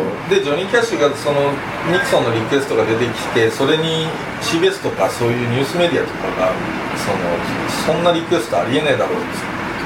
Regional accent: Tokyo, Japan; 東京人として

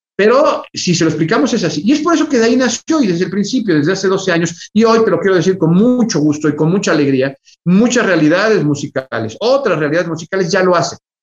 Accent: Mexico; para nosotros como mexicanos

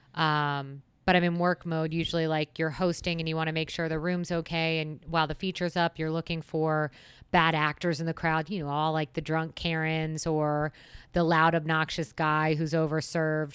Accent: West Chester, Pennsylvania, United States; now in Phoenix, United States; I am originally from Westchester, Pennsylvania. That is on the eastern side of the state, so about thirty minutes west of Philadelphia

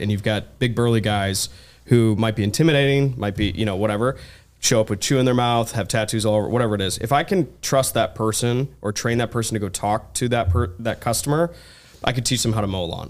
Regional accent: Ann Arbor, Michigan, United States; I'm originally from Ann Arbor, Michigan

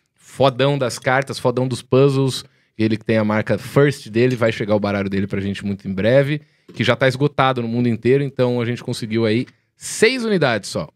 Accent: Jaú, São Paulo, Brazil; Jaú, que é a minha cidade natal

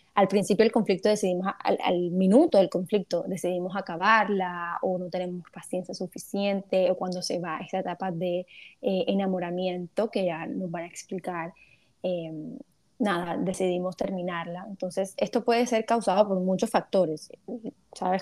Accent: Cartagena, Bolívar, Colombia; now in Barranquilla, Colombia; yo estoy en Barranquilla, soy cartagenera, pero estoy en Barranquilla

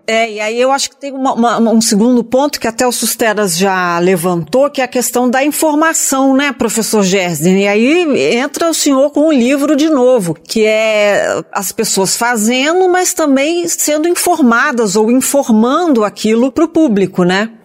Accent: Minas Gerais, Brazil; Eu sou mineira

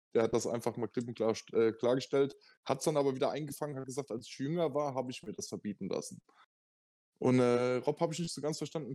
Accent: Germany; als Deutscher

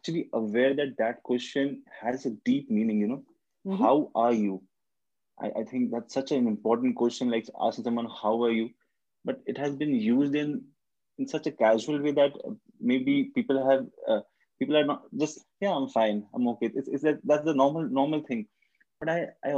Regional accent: India; also born or lived in Kolkata, India; I'm from India. My country is India, and I stay in Kolkata, which is a city in India

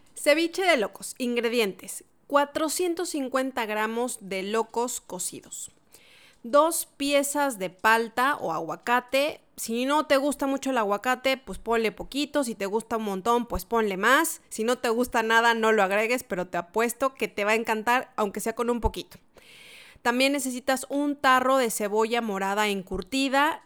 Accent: Mexico; moved away as an adult; now in Santiago, Chile; yo que soy mexicana y que pasé muchos años celebrando Navidad y Año Nuevo en México

